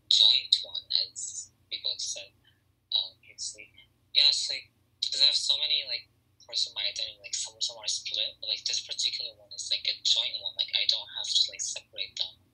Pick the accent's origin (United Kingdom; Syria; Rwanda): Syria; now in Canada; I'm Syrian Canadian